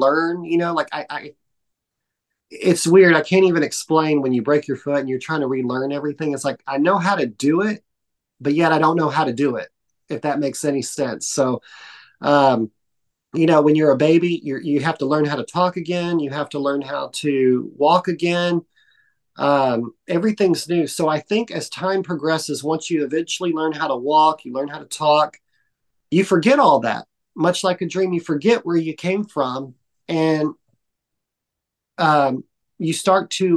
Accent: Dallas, Texas, United States; moved away; also born or lived in New York; I'm from Dallas

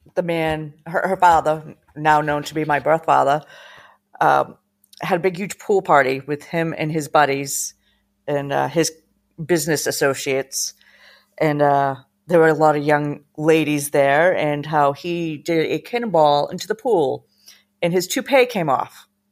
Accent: Massachusetts, United States; I grew up in Massachusetts with my mom, my dad, two

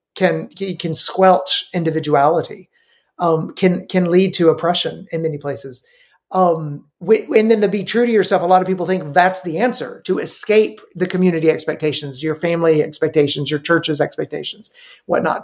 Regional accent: Middle Tennessee, United States; also born or lived in Romania; I grew up in uh, Middle Tennessee

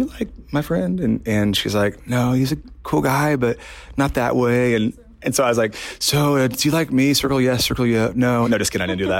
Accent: Indiana, United States; I'm from Indiana

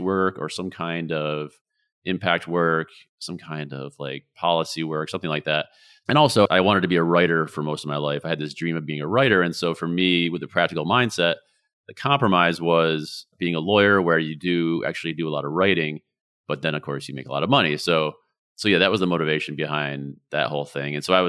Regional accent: New York, United States; also born or lived in Vermont; So I'm originally from upstate New York, and I've lived all over. I've lived in Vermont

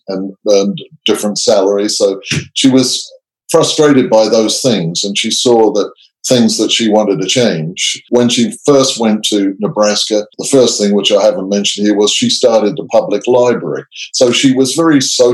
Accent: England, United Kingdom; also born or lived in Canada; now in Australia; I grew up in England. I lived in Canada for some years, and I live in Australia now.

